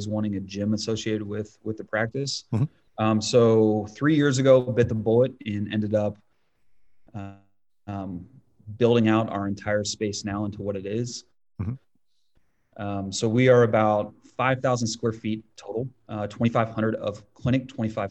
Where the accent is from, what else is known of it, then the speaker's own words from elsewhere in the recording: Northeast Ohio, United States; I grew up in Ohio, Northeast Ohio.